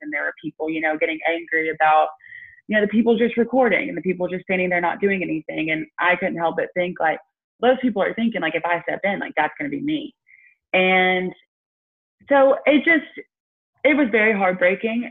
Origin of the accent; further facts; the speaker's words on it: Tuscaloosa, Alabama, United States; growing up in Tuscaloosa